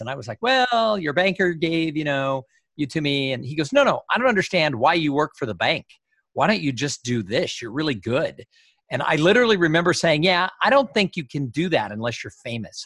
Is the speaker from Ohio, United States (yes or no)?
no; Los Angeles, California, United States; moved away; I grew up in Los Angeles